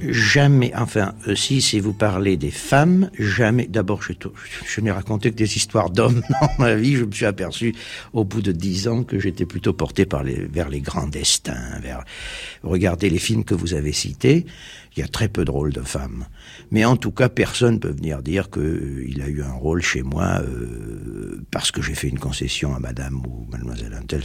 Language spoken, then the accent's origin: French; Marseille, Provence-Alpes-Côte d'Azur, France; also born or lived in Turkey; Je suis français, puisque je suis arrivé à l'âge de 4 ans à Marseille.